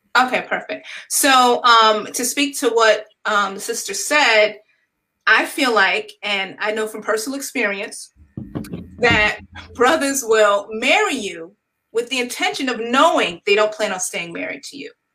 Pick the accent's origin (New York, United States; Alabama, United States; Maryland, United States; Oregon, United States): New York, United States; now in North Carolina, United States; am from New York originally, but have relocated to the North Carolina area